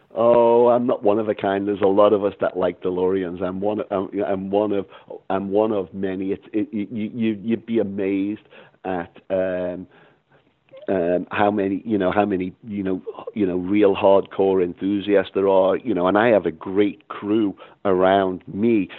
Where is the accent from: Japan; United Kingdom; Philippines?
United Kingdom; Liverpool, North West England; also born or lived in Boston / Los Angeles; now in Texas, United States; growing up in Liverpool, England